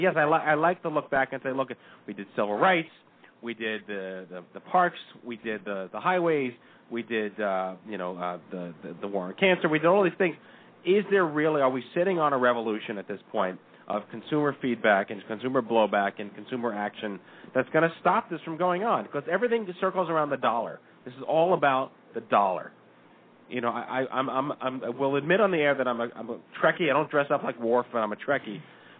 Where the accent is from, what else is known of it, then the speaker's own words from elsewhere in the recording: New York, United States; I'm a natural cynic just because I was born and raised in New York and I'm Jewish, so I have to own that.